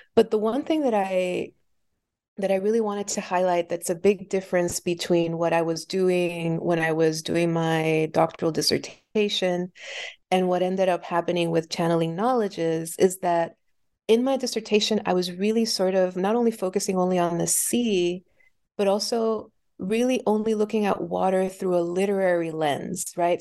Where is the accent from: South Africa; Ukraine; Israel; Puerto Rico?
Puerto Rico; now in Philadelphia, United States; I was born and raised in Puerto Rico